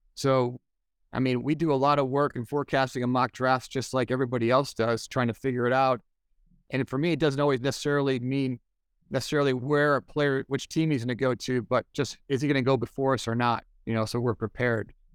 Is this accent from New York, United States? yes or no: yes; Buffalo, New York, United States; moved away; I grew up in Buffalo